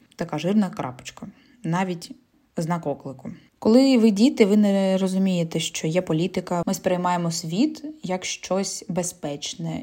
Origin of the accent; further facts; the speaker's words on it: Zaporizhzhia, Zaporizhzhia Oblast, Ukraine; first language Russian; Ukrainian is a second language; Я родом з міста Запоріжжя і усе своє життя я розмовляла російською мовою